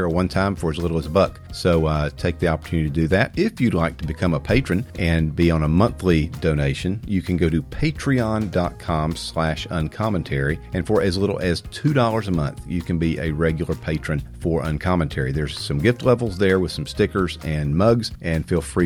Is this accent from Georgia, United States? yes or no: yes; Georgia, United States; I'm from Georgia